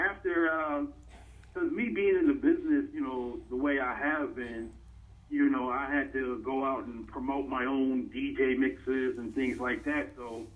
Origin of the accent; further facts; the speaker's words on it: New York City, New York, United States; Born and raised in Brooklyn, New York